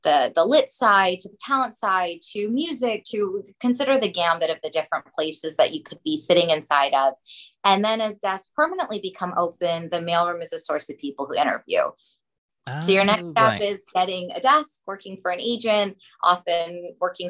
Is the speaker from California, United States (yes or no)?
yes; Los Angeles, California, United States; I'm from Los Angeles. I'm 3/4 Iraqi, 1/4 Iranian, fully Jewish, first generation American